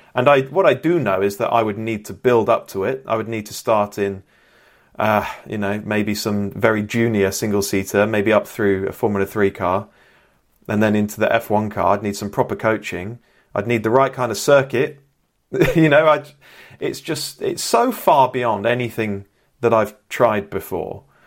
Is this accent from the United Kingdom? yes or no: yes; Bristol, South West England, United Kingdom; I'm from Bristol, proudly born and raised